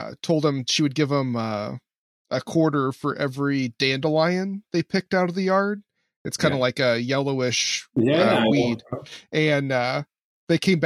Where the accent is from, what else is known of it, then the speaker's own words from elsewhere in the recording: Southern Indiana, United States; also born or lived in Chicago suburbs; now in Chicago, United States; I grew up in Southern Indiana, which is one state over.